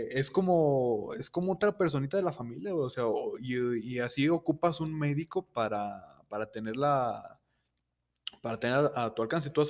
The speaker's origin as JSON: {"language": "Spanish", "town": "Guadalupe", "country": "Mexico", "said": "Y yo que soy de, ciudad de Guadalupe"}